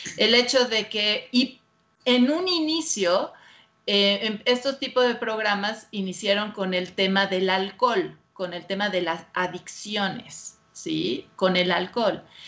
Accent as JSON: {"language": "Spanish", "country": "Mexico", "said": "soy la única mexicana que está certificada"}